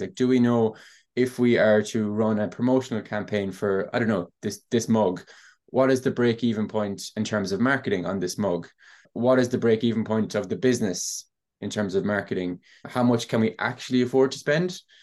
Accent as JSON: {"language": "English", "town": "Ennis", "region": "County Clare", "country": "Ireland", "tie": "born or raised there", "said": "I'm from Ennis in County Clare. I've grown up with e-commerce at home"}